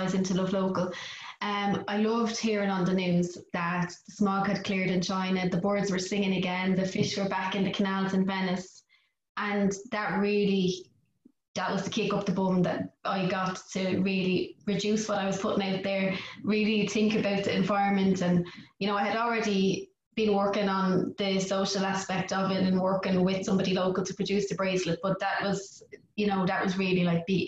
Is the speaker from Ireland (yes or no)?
yes; Ireland; everybody who is Irish, worldwide, is so proud to be Irish because we have such a good community